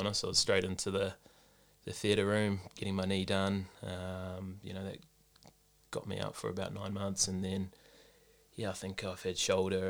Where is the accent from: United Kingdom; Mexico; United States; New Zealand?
New Zealand; Auckland; We grew up in Mangere Bridge